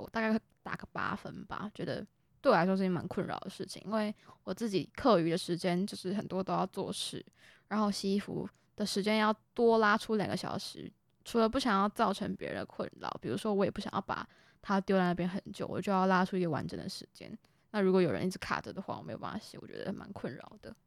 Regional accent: Kaohsiung, Taiwan; moved away as an adult; now in Taipei, Taiwan; 我们都是从高雄上来的学生

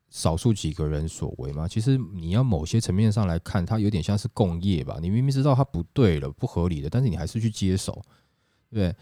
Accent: Taiwan; 我们都是台湾人

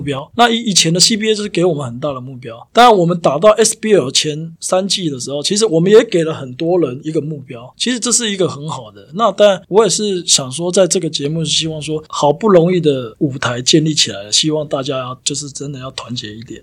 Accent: southern Taiwan, Taiwan; moved away as an adult; now in United States; 我觉得应该是我我本身是南部的

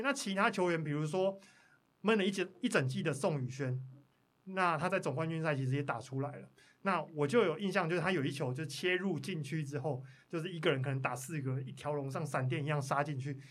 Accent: Pingtung County, Taiwan; 我是屏东人

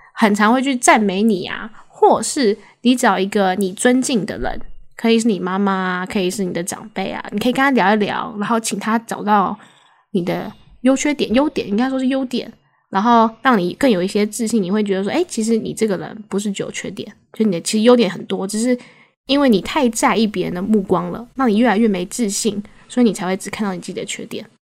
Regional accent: Taiwan; 我个人认为台湾的，就是教育下，应该说我们长大的环境

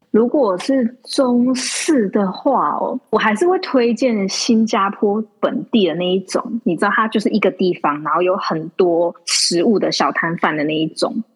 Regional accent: Taiwan; moved away as an adult; now in Singapore; 我是台湾人嘛，然后我另外一半是法国人

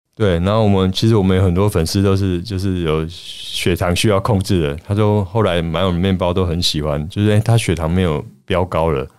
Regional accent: Taiwan; 想要代表我们台湾人

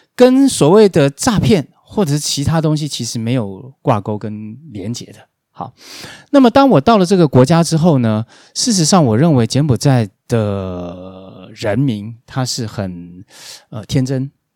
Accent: Taiwan; moved away; also born or lived in Cambodia; 我们台湾人

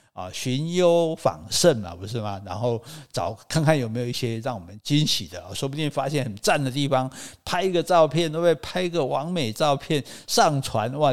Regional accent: southern Taiwan, Taiwan; 我们南部人

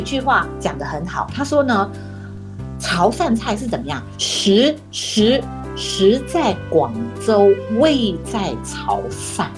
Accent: Malaysia; 我是马来西亚的华人

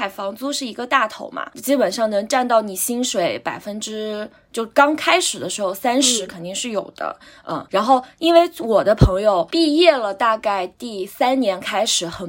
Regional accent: near Huangshan, Anhui, China; moved away as an adult; also born or lived in Beijing; now in Shanghai, China; 我是从小在嗯很小的县城嘛

